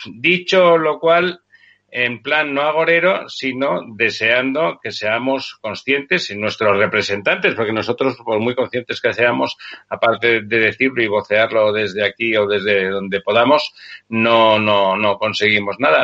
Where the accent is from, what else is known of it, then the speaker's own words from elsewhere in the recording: Spain; somos eh, los españoles